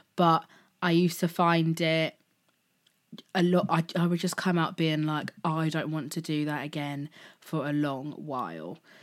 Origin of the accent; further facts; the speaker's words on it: Slough, South East England, United Kingdom; I'm originally born and raised in Berkshire, in Slough